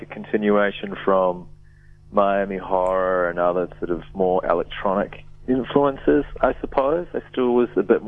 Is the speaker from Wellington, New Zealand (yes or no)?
yes; Wellington, New Zealand; moved away as an adult; now in Melbourne, Australia; I moved from Wellington to Melbourne, far out, maybe 2003 or something like